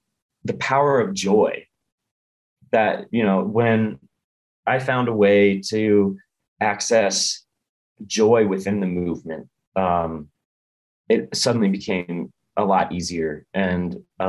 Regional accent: Midwest, United States; we're from the Midwest.

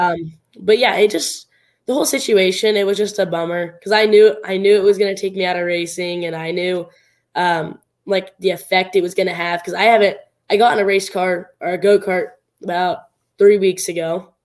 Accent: Southern Oregon, United States; it was at my hometown track. It was, uh, it was at actually out of the Southern Oregon Speedway.

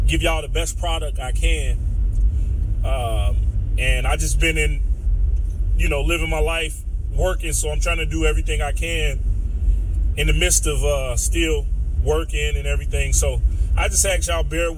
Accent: Chicago, Illinois, United States; I'm from Chicago

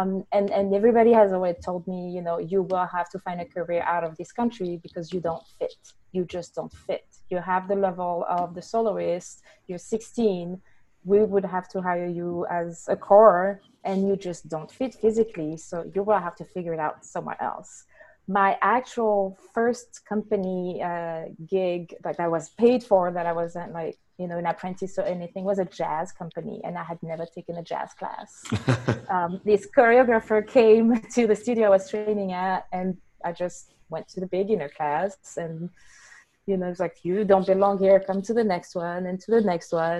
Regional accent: France; accent: French; English is a second language; moved away; with my accent, I am French, born and raised.

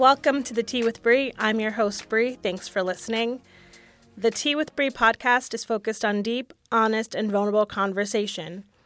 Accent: Hamden, Connecticut, United States; now in Austin, United States; I was born and raised in Hamden, Connecticut

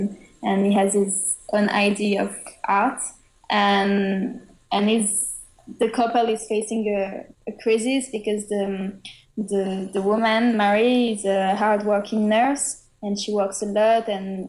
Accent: France; English is a second language; And for travels, because we come all the way from France to go to Austin

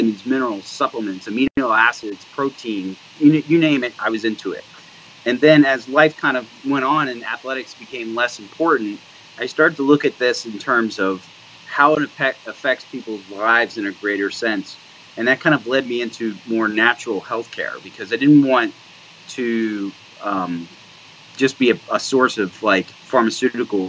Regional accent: New Jersey, United States; moved away as an adult; also born or lived in Georgia; now in Pittsburgh, United States; I grew up on the East Coast in New Jersey

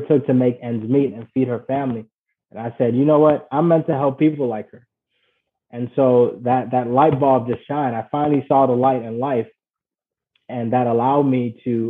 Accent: Ghana; moved away; I was born and raised in Ghana

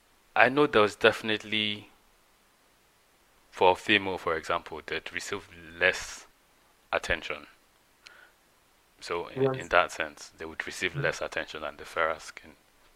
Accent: Nigeria; moved away as an adult; growing up in Nigeria, I was there for 18 years

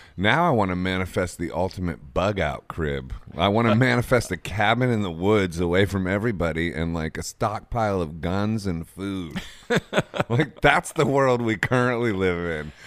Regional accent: Akron, Ohio, United States; I'm from Akron

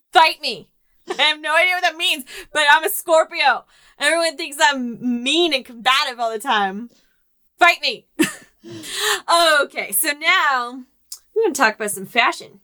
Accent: St. Louis, Missouri, United States; I am from St. Louis

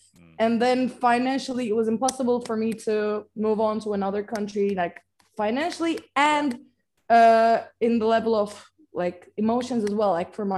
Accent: İzmir, Turkey; English is a second language; moved away as an adult; also born or lived in Istanbul, Turkey; now in London, United Kingdom; because I'm coming from Izmir, and Izmir is the westest part of Turkey.

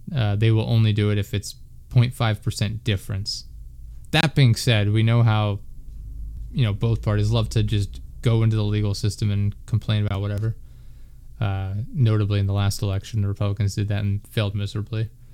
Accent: Pennsylvania, United States; I'm from Pennsylvania

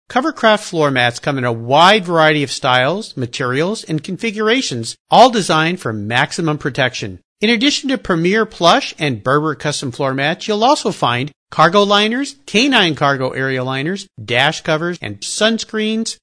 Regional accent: San Diego, California, United States; my days growing up in San Diego

